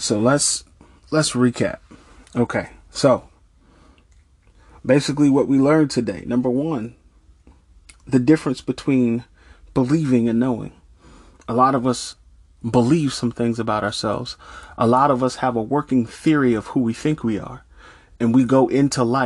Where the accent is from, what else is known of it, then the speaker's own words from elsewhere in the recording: Norristown, Pennsylvania, United States; moved away as an adult; also born or lived in Pittsburgh, Pennsylvania; I moved from my hometown of Norristown to Pittsburgh, Pennsylvania